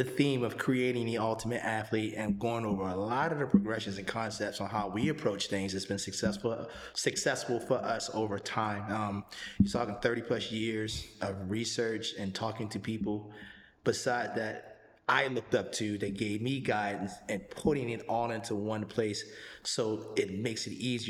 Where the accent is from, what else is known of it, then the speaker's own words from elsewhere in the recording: Baltimore, Maryland, United States; now in Florida, United States; I'm from Maryland